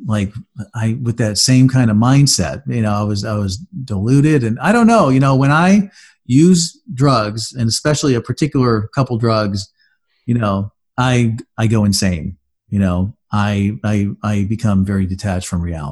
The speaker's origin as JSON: {"language": "English", "town": "Safety Harbor", "region": "Florida", "country": "United States", "tie": "born or raised there", "also_born_or_lived": "upstate New York", "said": "I came back home to Tampa Bay, and that's a town called Safety Harbor, and that's where I'm from. It's where I grew up most of my life. I consider that my hometown"}